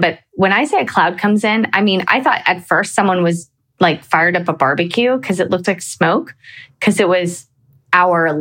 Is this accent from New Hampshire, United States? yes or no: yes; New Hampshire, United States; moved away; also born or lived in Atlanta; I grew up in New Hampshire